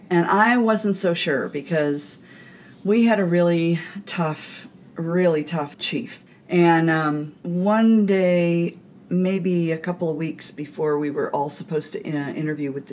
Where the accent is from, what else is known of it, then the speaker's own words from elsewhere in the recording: California, United States; also born or lived in Niagara Falls, New York / Pennsylvania; I was born in Niagara Falls, New York, and when I was three, we moved to Pennsylvania. Then we moved back to New York. When I was nine, we finally moved to California.